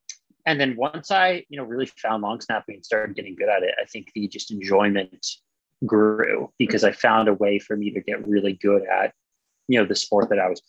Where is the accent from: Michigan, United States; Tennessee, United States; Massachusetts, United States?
Massachusetts, United States; I liked Boston. I still like Boston. I actually just moved away from Boston again, but I'm sure I'll be back one day.